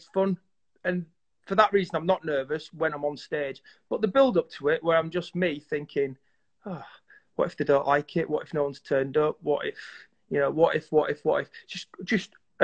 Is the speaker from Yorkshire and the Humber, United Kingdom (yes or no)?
yes; Yorkshire and the Humber, United Kingdom; We're five lads from Yorkshire